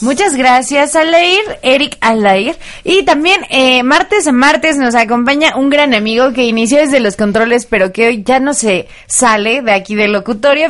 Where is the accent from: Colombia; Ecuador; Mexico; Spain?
Mexico; nosotros como mexicanos